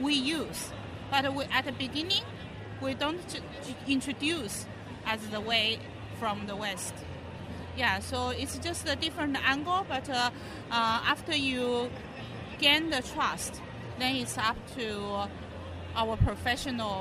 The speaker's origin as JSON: {"language": "English", "country": "China"}